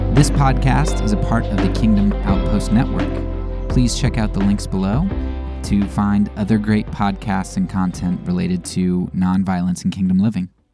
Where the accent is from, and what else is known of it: United States